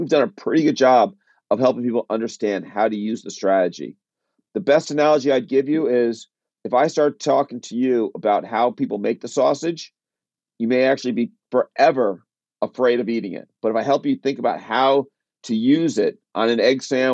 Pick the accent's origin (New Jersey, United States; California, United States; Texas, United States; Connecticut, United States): Connecticut, United States; I'm from the Northeast. I grew up in Connecticut. I still live in Connecticut